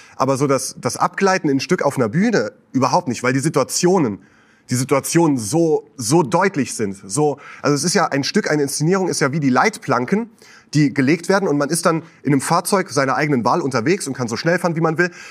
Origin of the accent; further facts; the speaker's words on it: Westerwald, Rhineland-Palatinate, Germany; now in Switzerland; bei uns zu Hause im Westerwald, wo ich herkomme.